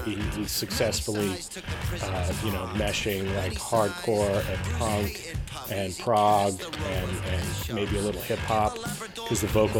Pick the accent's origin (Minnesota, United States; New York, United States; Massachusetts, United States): New York, United States; I grew up in New York